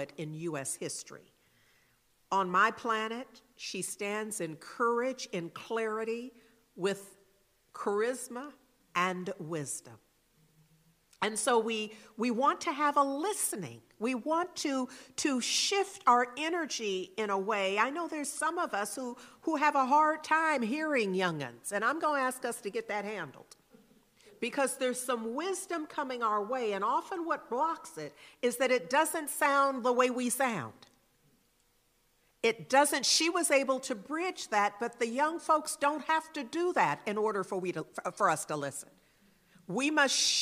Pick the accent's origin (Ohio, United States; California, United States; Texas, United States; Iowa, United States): California, United States; Berkeley; I'm a Berkeley girl. I am literally from Berkeley. Grew up in Berkeley